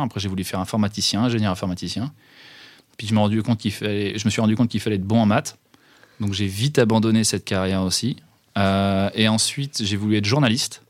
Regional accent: Rennes, Brittany, France; je suis un pur produit de Bretagne et je suis un pur produit de Rennes. J'ai fait euh, toute ma scolarité depuis euh, la maternelle

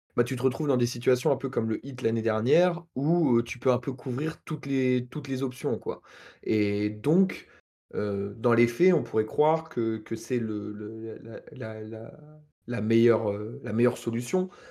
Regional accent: Normandy, France; je suis Normand

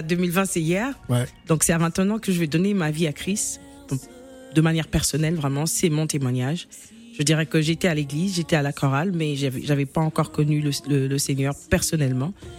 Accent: Kinshasa, DR Congo; à 6 ans justement, je suis dans la parcelle de chez moi à Kinshasa

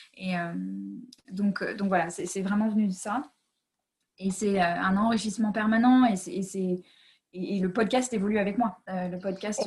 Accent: United States; moved away; j'ai grandi aux États-Unis

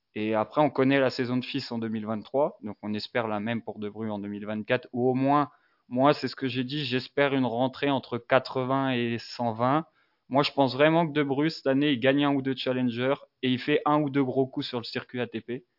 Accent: Dijon, Bourgogne-Franche-Comté, France; j'ai 23 ans, je viens de Dijon

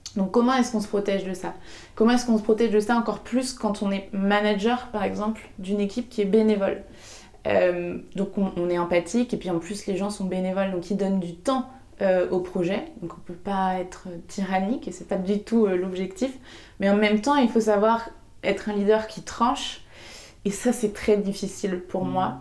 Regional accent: Segré, Pays de la Loire, France; je suis née à Segré, je le dis tout le temps parce que c'est très important pour moi de, d'expliquer que je viens de, du Maine-et-Loire, euh, à côté d'Angers, parce que c'est là que j'ai grandi

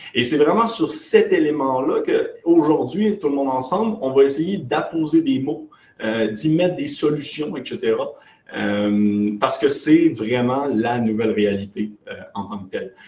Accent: Quebec, Canada; on est québécois. je sais, ça ne paraît pas, j'ai pas beaucoup d'accent

